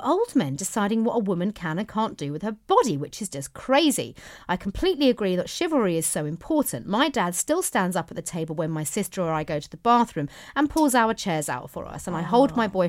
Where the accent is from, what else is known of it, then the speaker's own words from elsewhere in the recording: London, United Kingdom; now in Dallas, United States; I'm from London, but live in Dallas, Texas, and listening to you makes me feel like I'm back home.